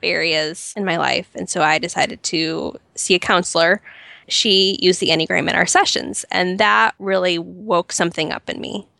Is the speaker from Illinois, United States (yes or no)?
yes; Chicago suburbs, Illinois, United States; moved away as an adult; now in Nashville, United States; I grew up in the Chicago suburbs, so I'm a very proud Midwestern girl.